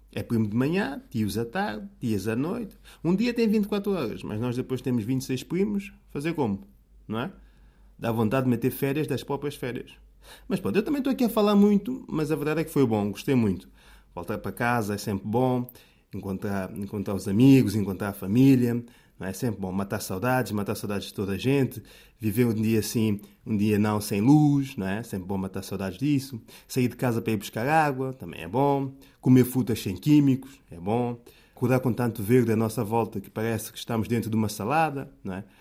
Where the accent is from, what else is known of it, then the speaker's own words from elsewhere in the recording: São Tomé, São Tomé & Príncipe; now in Portugal; São Tomé, terra natal, sítio onde eu nasci e cresci